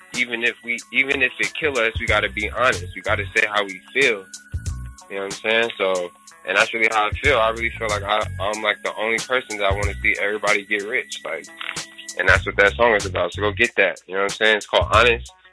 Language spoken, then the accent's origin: English; Union City, United States; I'm from Union City